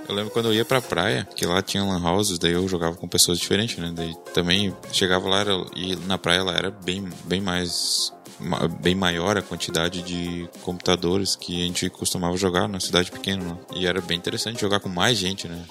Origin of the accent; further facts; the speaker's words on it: Santa Cruz do Sul, Rio Grande do Sul, Brazil; also born or lived in Panambi; A gente é de Santa Cruz do Sul, no Rio Grande do Sul